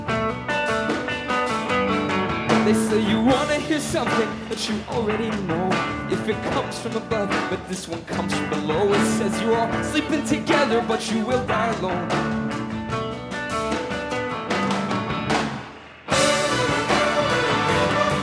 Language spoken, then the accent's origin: English; Portland, Oregon, United States; We're from Portland, Oregon